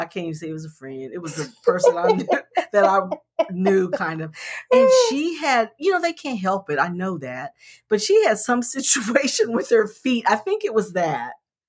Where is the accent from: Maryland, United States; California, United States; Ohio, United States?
Ohio, United States; I grew up in Ohio